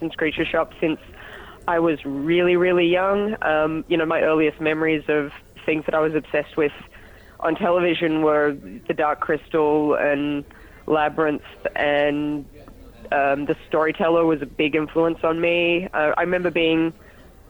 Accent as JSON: {"language": "English", "town": "Sydney", "region": "New South Wales", "country": "Australia", "said": "I'm from Sydney, Australia"}